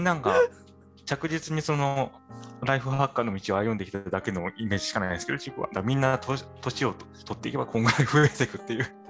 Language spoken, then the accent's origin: Japanese; Tokyo, Japan; moved away as an adult; 私、東京出身